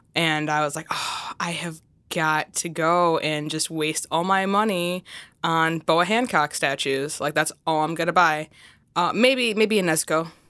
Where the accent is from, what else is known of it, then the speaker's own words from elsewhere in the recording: Chicago, Illinois, United States; first language English; I'm from the Chicagoland area